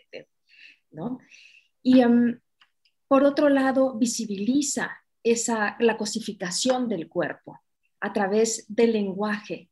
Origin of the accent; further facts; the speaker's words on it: Mexico; aquí, en mi país, en México